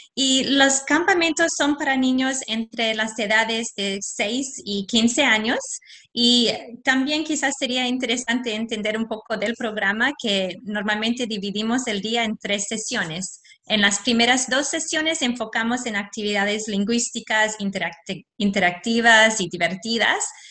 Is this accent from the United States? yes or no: no; Australia; Spanish is a second language; nací aquí en Australia, mi papá es polaco